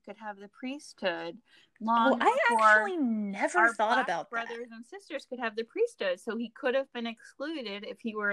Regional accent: outside of Richmond, Virginia, United States; being a little child in the first grade at Baker Elementary School, you know, outside of Richmond, Virginia.

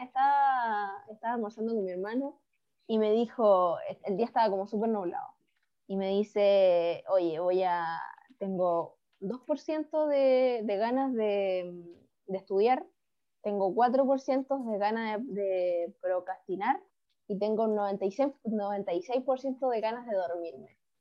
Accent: Chile; los que somos chilenos

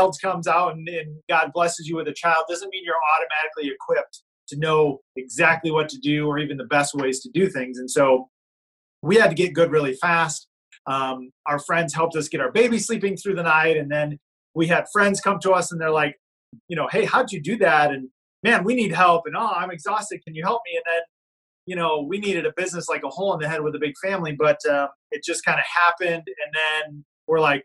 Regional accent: Illinois–Iowa border, Midwest, United States; I'm originally from Illinois and Iowa. So we grew up right on the border here

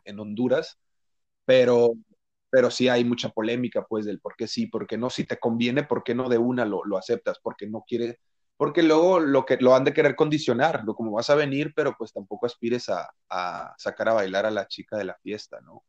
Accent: Mexico; nosotros como mexicanos

